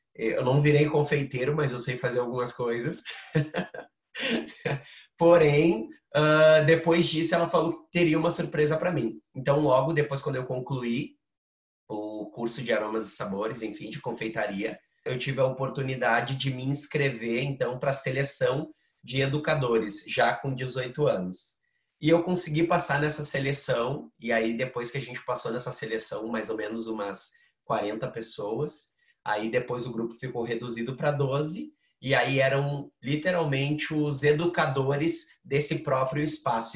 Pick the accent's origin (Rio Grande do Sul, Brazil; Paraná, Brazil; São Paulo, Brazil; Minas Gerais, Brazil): Rio Grande do Sul, Brazil; Porto Alegre; also born or lived in Mapa, Parada 3; eu fui morar com o meu pai ali com seis anos, sete anos. E desde então virei morador do Morro da Cruz.